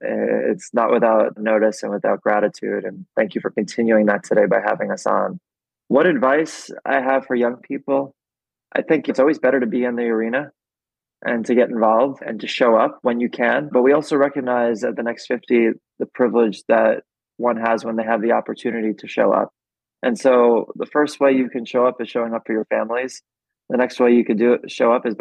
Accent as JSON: {"language": "English", "region": "New York", "country": "United States", "tie": "born or raised there"}